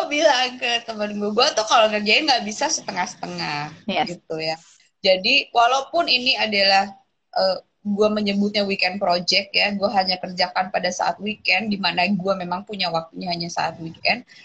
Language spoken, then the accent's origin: Indonesian; Java, Indonesia; karena gue lagi-lagi berangkat dari akar gue sebagai orang Jawa ya.